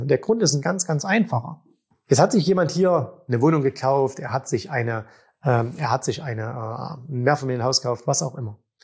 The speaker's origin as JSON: {"language": "German", "town": "Zwickau", "region": "Saxony", "country": "Germany", "tie": "born or raised there", "said": "in meiner Heimatstadt vorhanden sind. In Zwickau"}